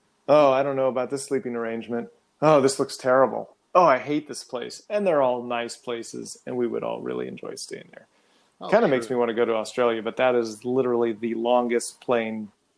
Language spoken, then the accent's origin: English; Texas, United States; I don't remember seeing a lot of them growing up in Texas.